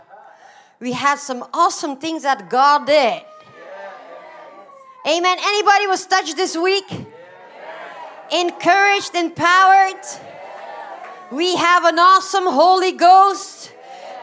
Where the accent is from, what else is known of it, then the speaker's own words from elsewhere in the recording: Belgium; English is a second language; moved away; I'm originally from Belgium. You can hear my accent is not American at all.